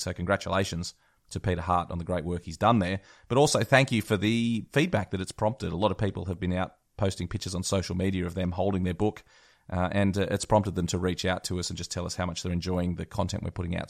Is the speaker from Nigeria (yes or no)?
no; Australia; I'm an Aussie